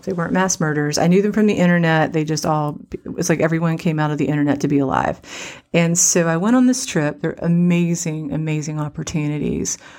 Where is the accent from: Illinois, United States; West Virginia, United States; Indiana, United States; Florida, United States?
West Virginia, United States; I'm from West Virginia